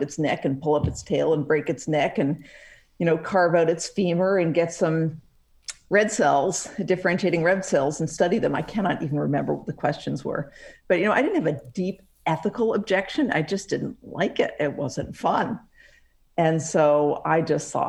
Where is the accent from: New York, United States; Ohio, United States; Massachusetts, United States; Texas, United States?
Massachusetts, United States; Woods Hole; I grew up in Woods Hole, Massachusetts, which is a pretty amazing place